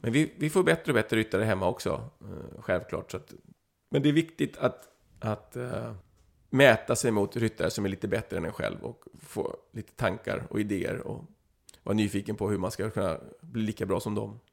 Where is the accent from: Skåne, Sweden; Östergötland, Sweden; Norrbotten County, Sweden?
Skåne, Sweden; Flyinge; när jag växte upp på Flyinge där, var 14, 15, 16 år